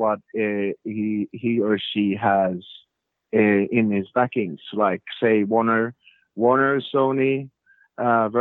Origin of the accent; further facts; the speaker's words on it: Sweden; I'm from Sweden